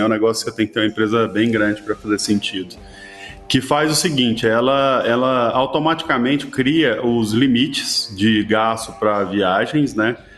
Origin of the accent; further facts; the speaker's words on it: Minas Gerais, Brazil; Eu sou mineiro, tá? Orgulhoso, assim